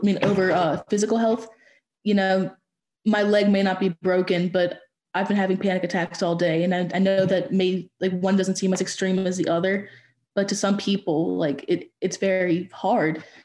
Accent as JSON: {"language": "English", "region": "Louisiana", "country": "United States", "said": "I'm from Louisiana"}